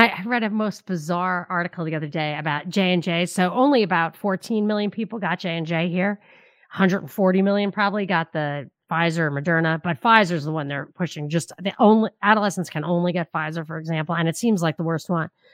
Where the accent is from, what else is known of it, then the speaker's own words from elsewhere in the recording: New York, United States; where I grew up in New York